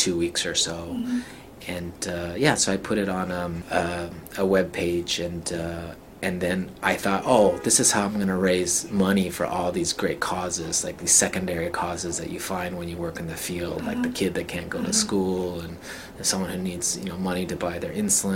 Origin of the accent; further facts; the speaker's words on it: Salt Lake City, Utah, United States; moved away; also born or lived in China / Germany; I was born and raised in Salt Lake City, Utah